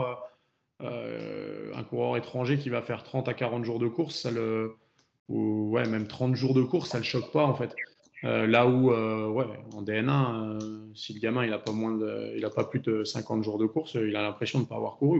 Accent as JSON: {"language": "French", "country": "France", "said": "on est français, donc on est français"}